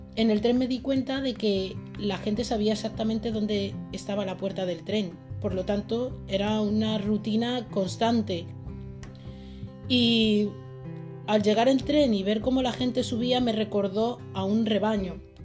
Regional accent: Madrid, Community of Madrid, Spain; Nací en Madrid un 26 de junio de 1989. Eh, crecí también en el seno de una familia trabajadora

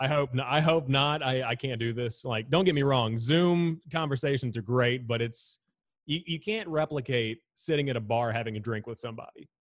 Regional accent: Charlotte, North Carolina, United States; how I was raised around Charlotte

